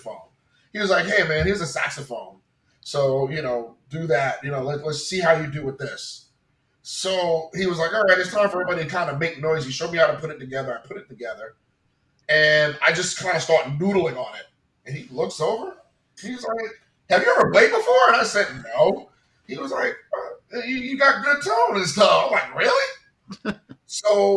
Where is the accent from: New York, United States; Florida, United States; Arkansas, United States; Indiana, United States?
New York, United States; New York City; I'm from New York, I'm from Queens, and you know, so while I was in high school